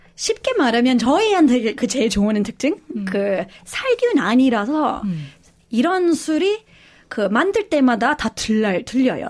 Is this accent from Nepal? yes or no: no; Australia; Korean is a second language; moved away as an adult; also born or lived in South Korea; 저희 호주 사람인데요. 그 한국에서 그 10, 거의 17년 그 살았고요.